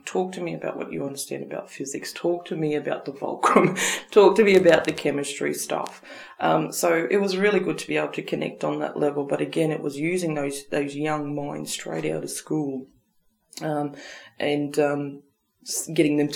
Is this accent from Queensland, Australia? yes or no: yes; Rockhampton, Queensland, Australia; moved away; also born or lived in Darwin; an East Coast person, I guess, someone growing up in Rockhampton